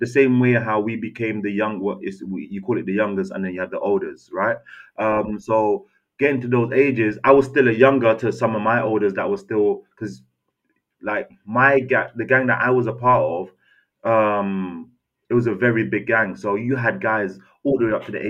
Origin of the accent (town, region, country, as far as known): London, United Kingdom; born or raised there; also born or lived in Castries, St. Lucia